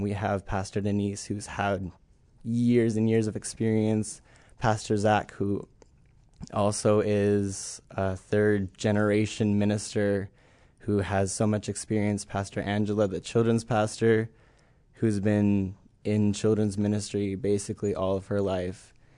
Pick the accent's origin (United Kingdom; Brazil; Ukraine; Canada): Canada; Cold Lake, Alberta; moved away as an adult; I'm from Cold Lake, Alberta, Canada